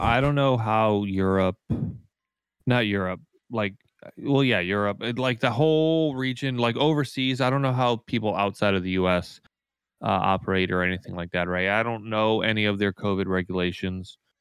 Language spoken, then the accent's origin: English; United States; as an American player